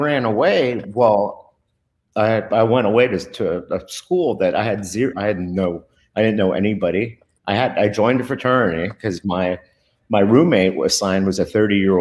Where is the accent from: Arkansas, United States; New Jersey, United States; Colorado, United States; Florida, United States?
Florida, United States; Dade County; English is a second language; in elementary school, they had me in ESOL for the first 3 years. And as you can see, I speak perfect English, and it's not because of Dade County Public Schools